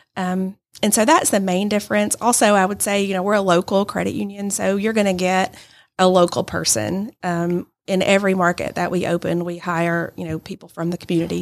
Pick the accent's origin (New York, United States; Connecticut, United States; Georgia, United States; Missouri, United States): Georgia, United States; Adairsville; also born or lived in Birmingham, Alabama; now in Rome, United States; I'm originally from Adairsville, but live in Rome now